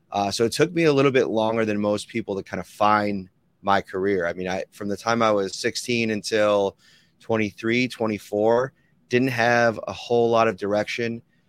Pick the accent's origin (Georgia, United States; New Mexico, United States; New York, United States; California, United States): New York, United States; Amherst; Yeah, so I grew up in Amherst, New York, right outside of Buffalo.